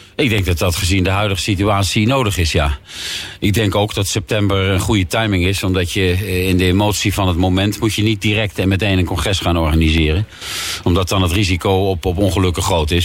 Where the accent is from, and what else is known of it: The Hague, South Holland, Netherlands